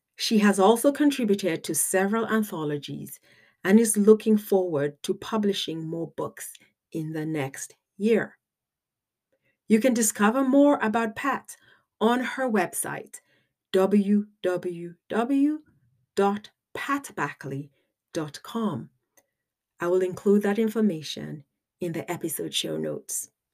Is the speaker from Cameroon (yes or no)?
yes; Cameroon; I'm from Africa, Cameroon specifically